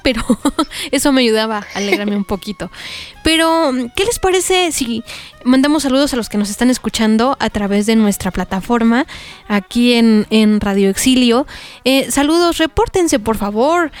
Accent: Mexico; a los que somos de México

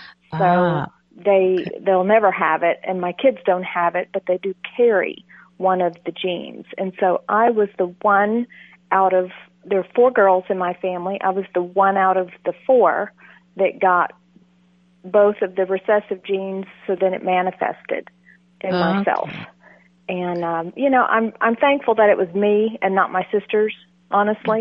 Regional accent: Texas, United States; I'm from Texas

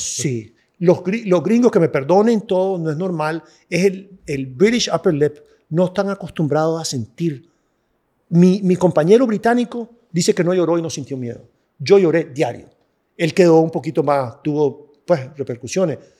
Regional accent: Nicaragua; era nicaragüense

